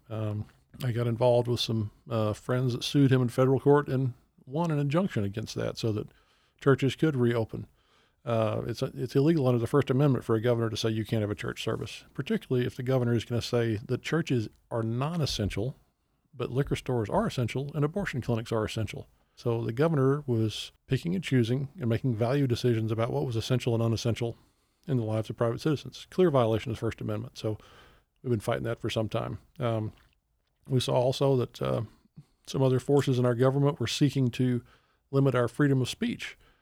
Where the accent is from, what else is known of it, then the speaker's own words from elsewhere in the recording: Texas, United States; growing up in Texas